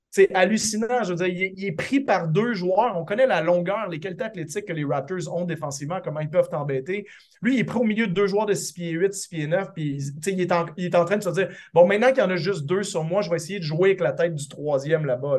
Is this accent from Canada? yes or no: yes; Quebec, Canada; en tant que Québécois